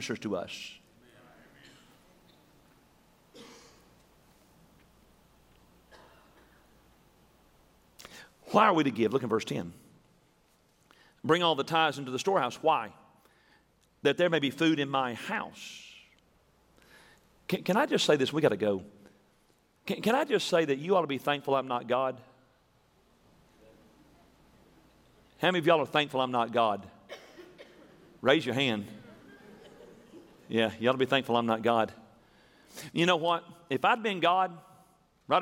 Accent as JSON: {"language": "English", "region": "Tennessee", "country": "United States", "tie": "born or raised there", "said": "when we were growing up in Tennessee"}